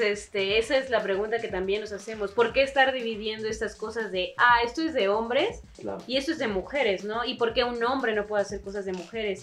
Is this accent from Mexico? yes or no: yes; Xalapa, Veracruz, Mexico; yo que soy de Veracruz, igual que Cristian, bueno, desde la capital de Jalapa